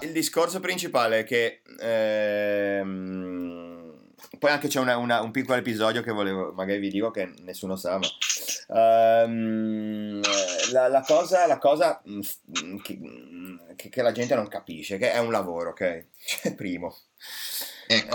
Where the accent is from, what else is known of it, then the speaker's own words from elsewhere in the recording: Italy; italiani, eh, italiano